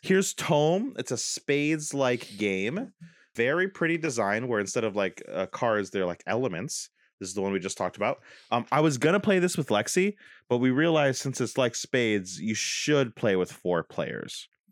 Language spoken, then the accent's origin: English; Dunkirk, New York, United States; moved away; we could move to Dunkirk, my hometown